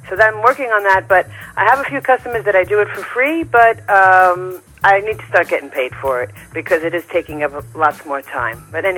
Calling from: New York City, New York, United States; I'm calling from Flushing, Queens in New York City.

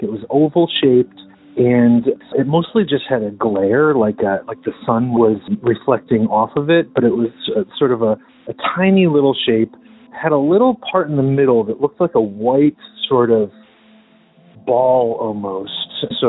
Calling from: Medford, Massachusetts, United States; I'm calling from Medford, Massachusetts

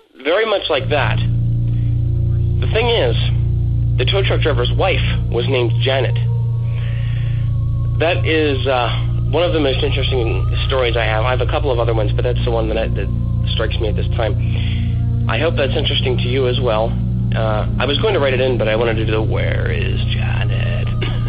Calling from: Central Pennsylvania, United States; I am calling from Central Pennsylvania

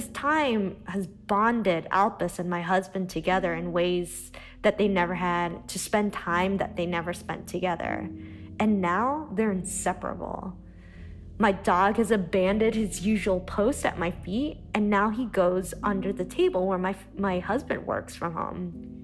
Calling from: Treviso, Veneto, Italy; also born or lived in Boston; I'm calling from Treviso, Italy, which has been in quarantine for the past 2 weeks.

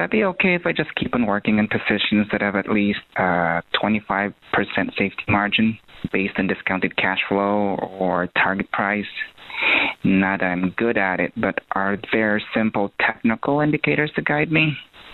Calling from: Ohio, United States; I'm calling from Ohio.

